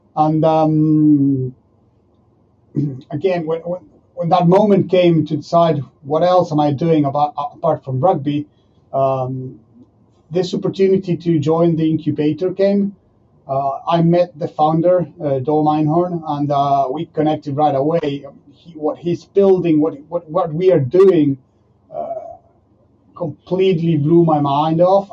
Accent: Argentina; moved away as an adult; now in France; I, I'm from Argentina

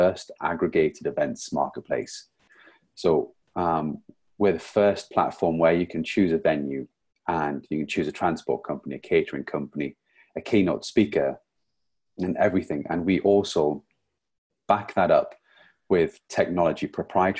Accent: Newcastle upon Tyne, North East England, United Kingdom; now in St Albans, United Kingdom; Today I'm actually joining you from St. Albans, but I'm originally from Newcastle

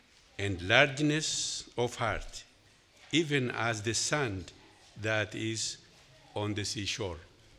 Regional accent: Ethiopia; moved away; I'm from Ethiopia.

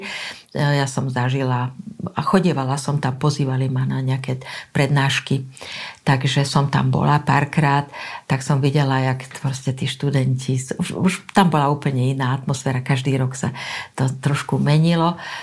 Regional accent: Slovakia

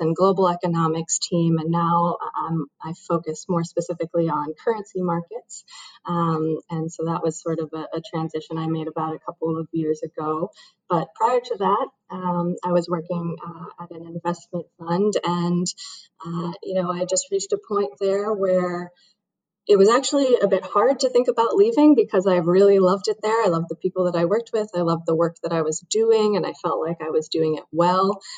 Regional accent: Brookline, Massachusetts, United States; I grew up in Brookline, Massachusetts, which is actually not too far uh, from BU

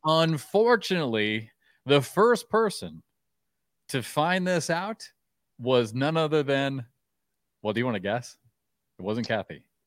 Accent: Iowa, United States; I grew up in Iowa

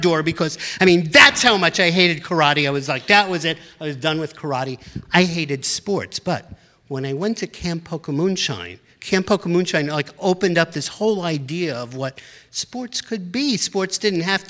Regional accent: New York City, New York, United States; I grew up in New York City

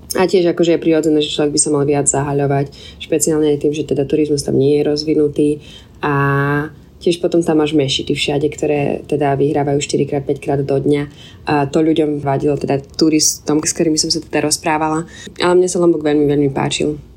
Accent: Slovakia; also born or lived in Indonesia; u nás doma na Slovensku

